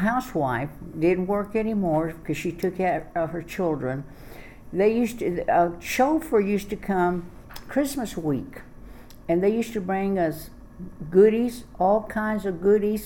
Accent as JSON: {"language": "English", "town": "Austin", "region": "Texas", "country": "United States", "tie": "born or raised there", "said": "I was born here in Travis County in Austin, Texas"}